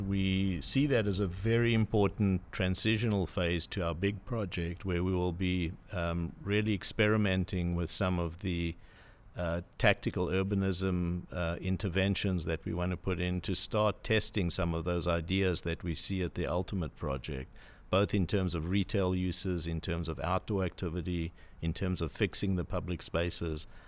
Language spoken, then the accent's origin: English; South Africa; moved away as an adult; also born or lived in Cape Town; now in San Diego, United States; I was born in South Africa originally